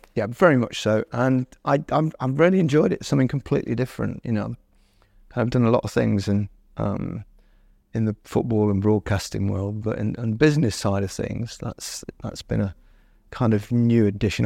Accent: Leicester, East Midlands, United Kingdom; Leicester brand, which is, you know, my hometown

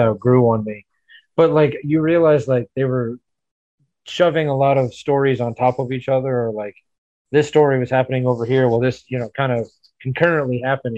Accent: Memphis, Tennessee, United States; also born or lived in Arizona; In the Memphis area where I grew up

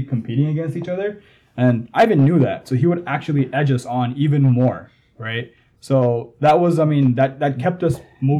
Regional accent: Jamaica; now in United States; I was kind of in that situation as well growing up in Jamaica.

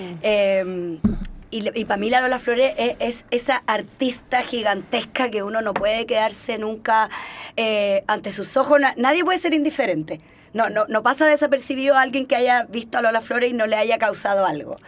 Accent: Cuba; moved away; yo soy cubana

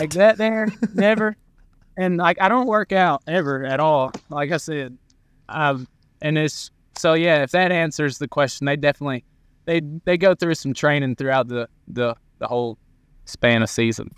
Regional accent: near Columbus, Georgia, United States; Columbus, Georgia. That's forty-five minutes from my hometown

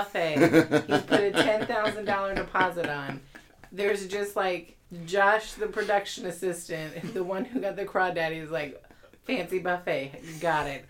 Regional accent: the South, United States; we're all mostly from the South

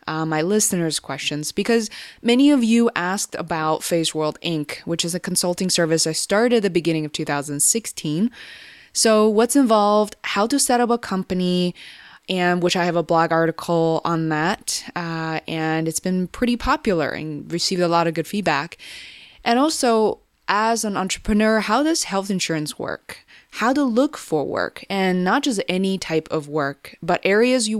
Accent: Beijing, China; growing up in China in the 90s

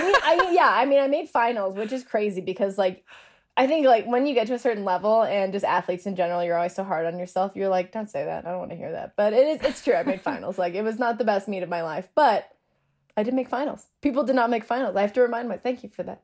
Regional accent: Denver, Colorado, United States; I'm from Denver

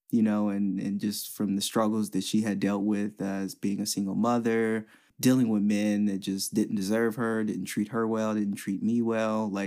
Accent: West Chester, United States; long story short, uh, with growing up in West Chester, it just taught me so much about people

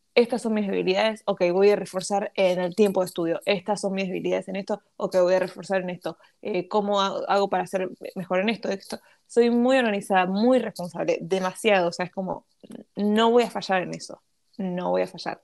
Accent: Argentina; me crié con la farándula argentina

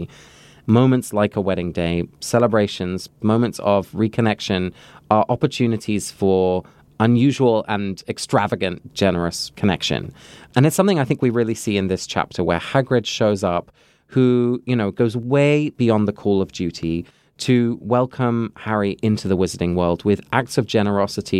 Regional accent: England, United Kingdom; moved away; I grew up in England

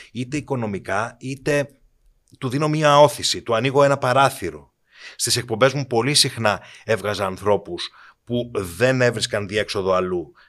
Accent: Kiato, Peloponnese, Greece; Είμαι ένα παιδί από το Κιάτο Κορινθία

